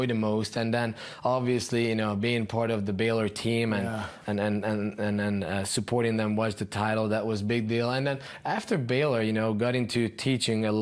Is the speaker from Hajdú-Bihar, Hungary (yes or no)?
no; Budapest, Hungary; moved away as an adult; also born or lived in Texas; now in Dallas, United States; I was born and raised in Budapest, Hungary